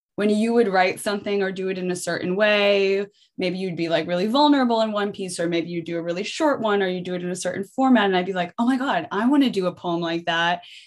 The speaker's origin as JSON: {"language": "English", "country": "United States", "moved": "yes", "lives_now": "Amsterdam, Netherlands", "said": "I'm American, but I live in Amsterdam in the Netherlands"}